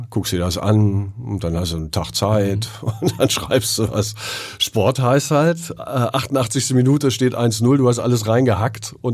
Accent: Thuringia, Germany; Eichsfeld bleibt Eichsfeld. Mhm. Und das Schöne ist, dass das Eichsfeld hat ja auch so einen schönen Dialekt, ne? Den man mir aber nicht anhört, oder?

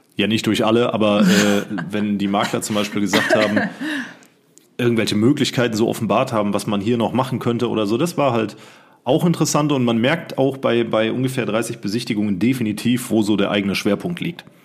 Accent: Siegen, North Rhine-Westphalia, Germany; moved away; Ich bin mitten im Ghetto groß geworden.

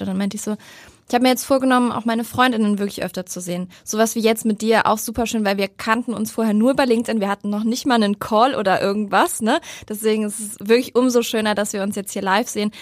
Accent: Cologne, North Rhine-Westphalia, Germany; moved away as an adult; now in Hamburg, Germany; meine alte Heimat Köln

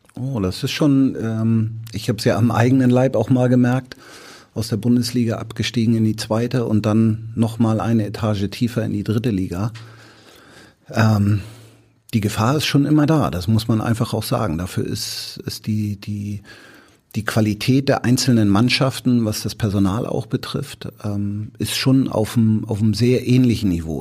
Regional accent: Hamburg, Germany; ich bin ja in Bramfeld groß geworden

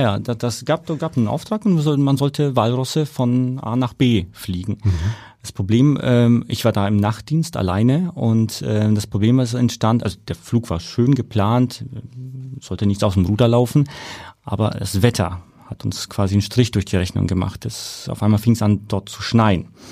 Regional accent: Nuremberg, Bavaria, Germany; accent: rolling R; moved away; damals in Nürnberg, ich komme aus Nürnberg.

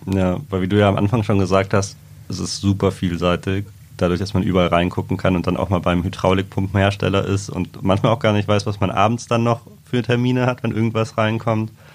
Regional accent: Trier, Rhineland-Palatinate, Germany; moved away; ich komme ja aus Trier

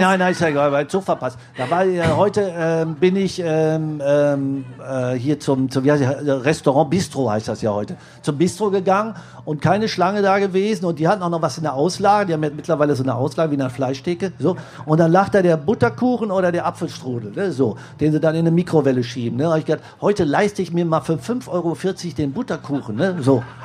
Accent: Marsberg, North Rhine-Westphalia, Germany; ich bin in Marsberg geboren

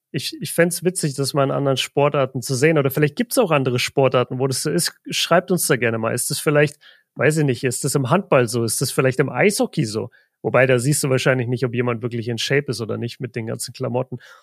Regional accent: Southern Germany, Germany; Ich komme aus Deutschland, ich komme aus Süddeutschland

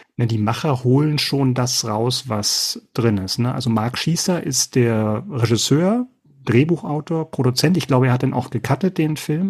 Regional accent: Berlin, Germany; ich bin ja gespannt als Berliner

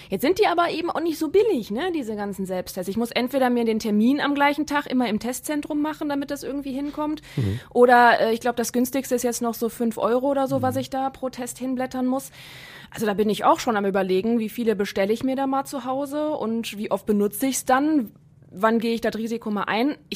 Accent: Rhineland, Germany; moved away; Ich komme aus dem Rheinland, da gibt es das auch.

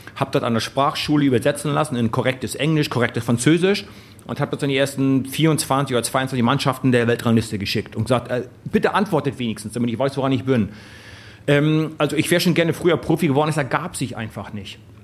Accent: East Germany, Germany; über den alten Osten, wo ich groß geworden bin

